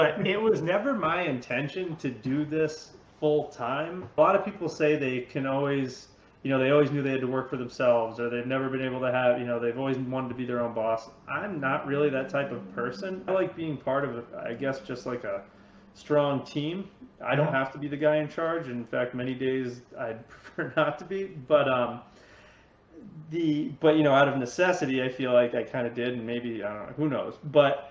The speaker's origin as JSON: {"language": "English", "town": "Cape Elizabeth", "region": "Maine", "country": "United States", "tie": "born or raised there", "also_born_or_lived": "Boston / Los Angeles", "said": "I grew up in Cape Elizabeth here in Southern Maine"}